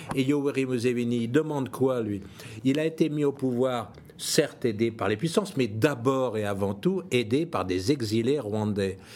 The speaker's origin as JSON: {"language": "French", "country": "France", "said": "je suis français"}